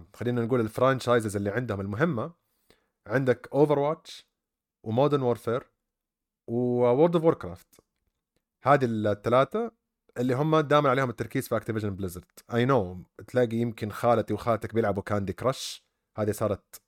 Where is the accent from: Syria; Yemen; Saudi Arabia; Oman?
Saudi Arabia; عندنا في السعوديه